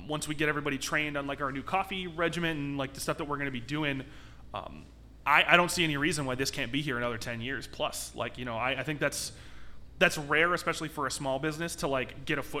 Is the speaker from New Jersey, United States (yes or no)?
no; South Elgin, Illinois, United States; also born or lived in Aurora, Illinois; I'm from South Elgin, technically